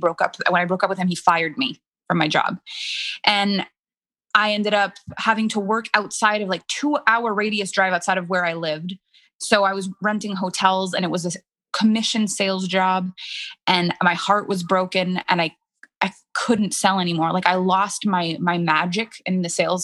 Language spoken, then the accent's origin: English; Canada; first language French; English is a second language; I'm French Canadian. French is my first language.